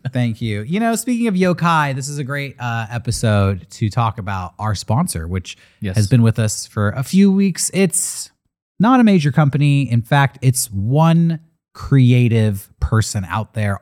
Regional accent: United States; as an American

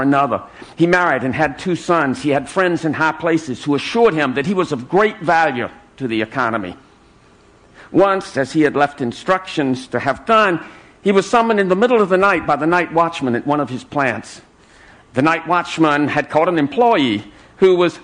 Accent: South Carolina, United States; my native state of South Carolina

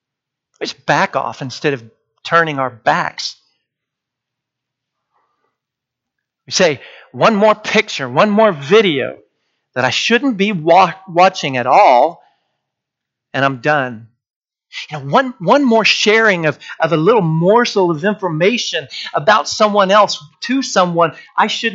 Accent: Washington, United States; growing up in Washington State

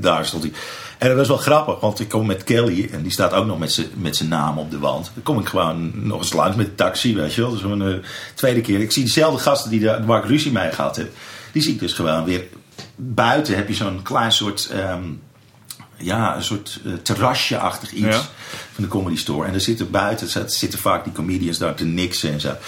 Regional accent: Amsterdam, North Holland, Netherlands; dat ik uit Amsterdam kwam

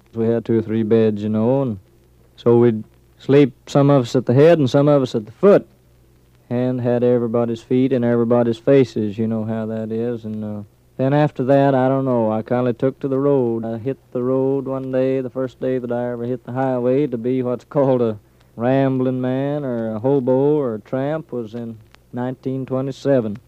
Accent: Okemah, Oklahoma, United States; moved away; I was born there in July the 14th, 1912

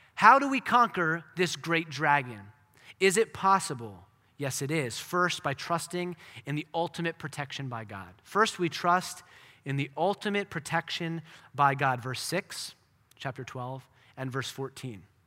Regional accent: United States; for us as American Christians

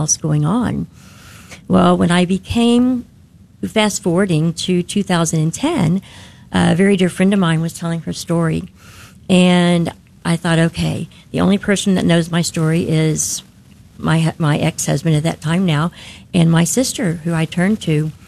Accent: Denton, Texas, United States; I'm from Denton

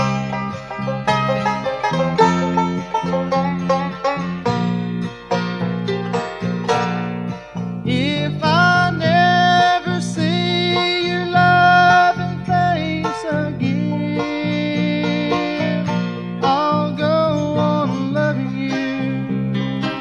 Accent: Tennessee, United States; accent: Tennessee; my Tennessee accent

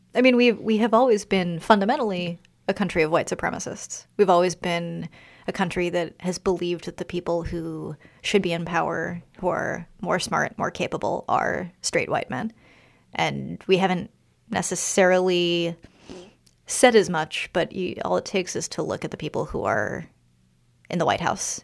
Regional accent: Washington, District of Columbia, United States; I grew up in Washington, D C

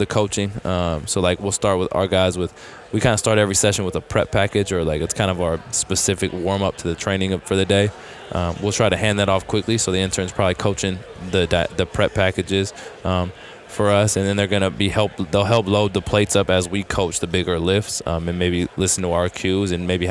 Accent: Bay Area, California, United States; I grew up in the Bay Area, an hour from Sacramento

